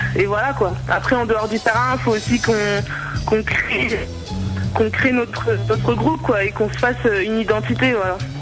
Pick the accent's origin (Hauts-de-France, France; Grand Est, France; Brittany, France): Grand Est, France; Reims; now in Bourges, France; Je suis originaire de Reims